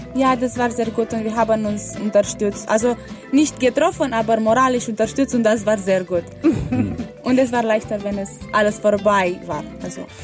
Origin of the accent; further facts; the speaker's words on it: Romania; German is a second language; moved away as an adult; now in Kiel, Germany; ich bin eine Erasmus-Studentin hier an der Fachhochschule Kiel und ich komme aus Rumänien.